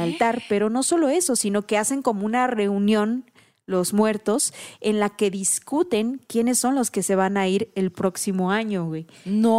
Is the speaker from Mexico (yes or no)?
yes; Oaxaca, Mexico; moved away as an adult; llevo 10 años fuera de Oaxaca